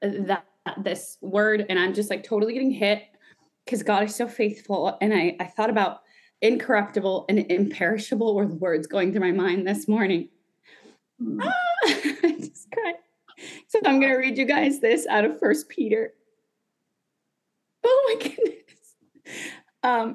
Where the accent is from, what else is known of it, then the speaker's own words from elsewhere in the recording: Guatemala; I'm from Guatemala